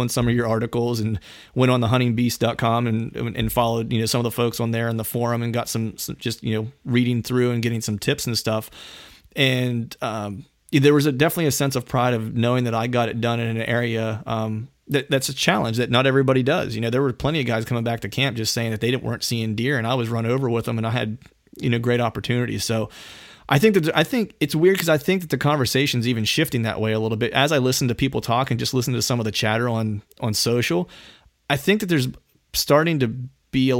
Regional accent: Pennsylvania, United States; I grew up in Pennsylvania. Phil and I are both from PA.

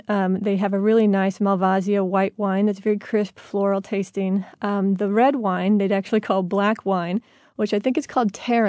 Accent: Midwest, United States; We're from the Midwest, and we'll eat anything pretty much.

